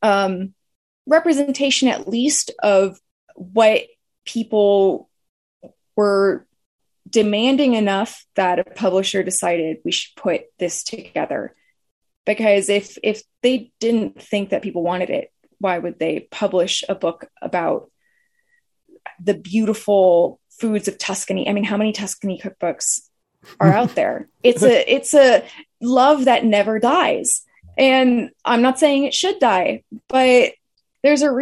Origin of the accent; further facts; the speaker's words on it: United States; as an American